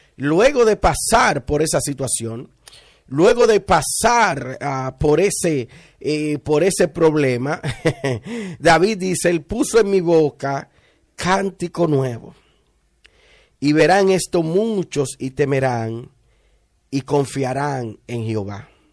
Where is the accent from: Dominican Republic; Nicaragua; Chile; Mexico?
Dominican Republic; Villa Altagracia, San Cristóbal; de la región de donde yo vengo, ah, de Villa Altagracia